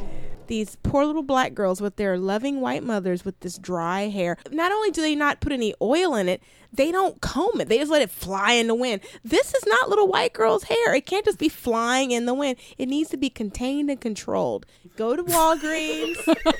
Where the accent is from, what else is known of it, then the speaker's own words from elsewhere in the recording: India; I'm an Indian.